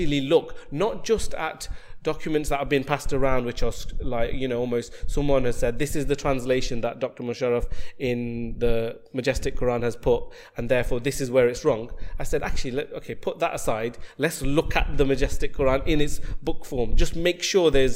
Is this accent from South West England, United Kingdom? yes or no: no; Nottingham, East Midlands, United Kingdom; I'm from Nottingham